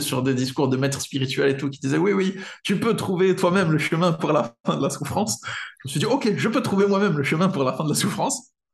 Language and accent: French; France; je suis un Français occidental